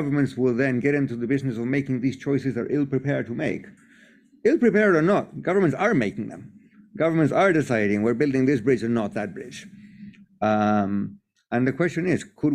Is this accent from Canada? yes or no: no; Chile; I'm from Chile, I'm not British